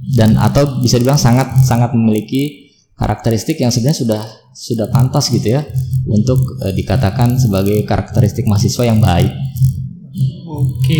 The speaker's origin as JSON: {"language": "Indonesian", "town": "Serang", "region": "Banten", "country": "Indonesia", "tie": "born or raised there", "also_born_or_lived": "Dumai, Riau / Bogor", "moved": "as an adult", "said": "kelas 5 SD sampai 6 SD itu pindah ke Serang. Jadi asli orang tua saya itu adalah di Serang, kemudian SMP, SMA saya di Serang"}